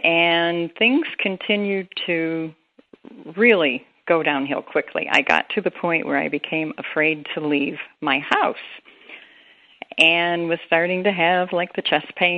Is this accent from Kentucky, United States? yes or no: yes; Appalachian Kentucky, United States; I was born in the Appalachian area of Kentucky and raised in a Pentecostal church